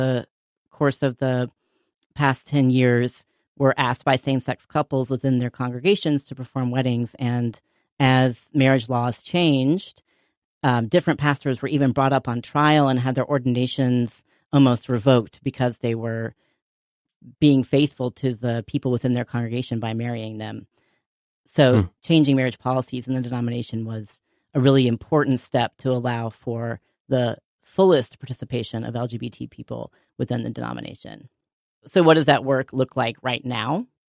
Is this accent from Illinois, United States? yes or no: no; North Carolina, United States; I grew up deeply Presbyterian in North Carolina. My family moved around a lot to different cities growing up, but we always ended up at a First Presbyterian church